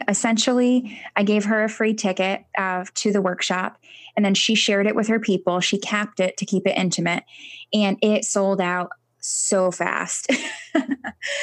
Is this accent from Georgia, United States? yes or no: no; Connecticut, United States; We're from Connecticut.